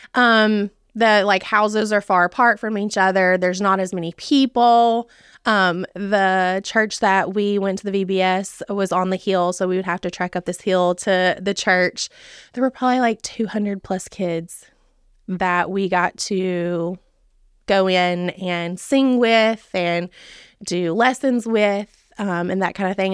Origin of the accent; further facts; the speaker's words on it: Charlotte, Tennessee, United States; I grew up in Dixon County. So, I, I grew up in Charlotte, lived here my entire life.